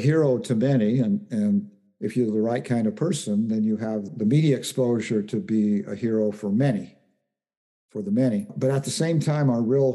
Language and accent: English; Central Valley, California, United States; I grew up in the Central Valley